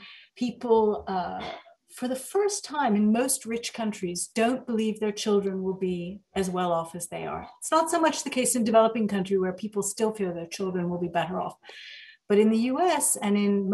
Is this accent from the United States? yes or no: yes; the American South, United States; also born or lived in Egypt; I actually grew up in the American South.